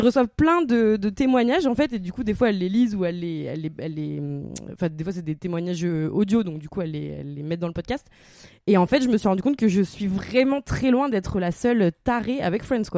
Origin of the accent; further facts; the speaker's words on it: the Nord, Hauts-de-France, France; moved away as an adult; also born or lived in Cambodia; on vient du Nord